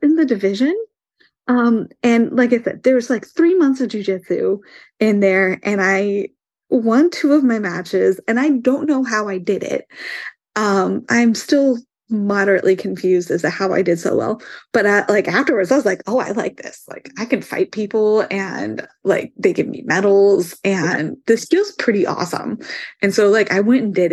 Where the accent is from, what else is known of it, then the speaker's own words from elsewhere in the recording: Indiana, United States; I'm from Indiana